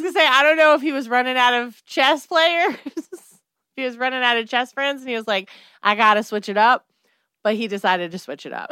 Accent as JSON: {"language": "English", "country": "United States", "said": "I'm an American"}